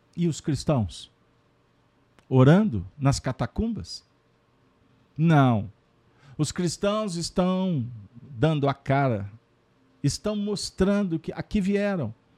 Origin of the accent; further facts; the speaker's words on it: Minas Gerais, Brazil; como bons mineiros, que fazemos parte de uma nação brasileira